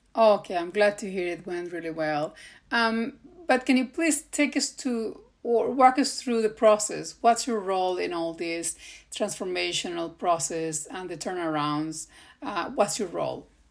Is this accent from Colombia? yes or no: yes; Colombia; now in Sweden; I was from Colombia and I was a lawyer.